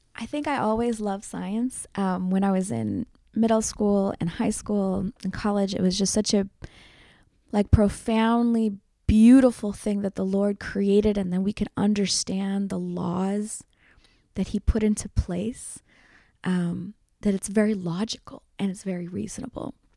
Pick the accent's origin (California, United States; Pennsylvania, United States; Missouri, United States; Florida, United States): Pennsylvania, United States; Philadelphia; I was born and raised in Philadelphia. My parents came from India in the seventies.